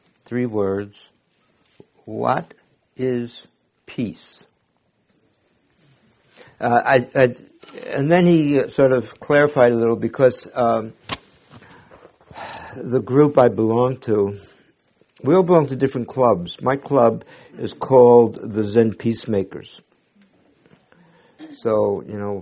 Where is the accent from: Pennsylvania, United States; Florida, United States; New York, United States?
New York, United States; New York City; I was born in Brooklyn, Jewish parents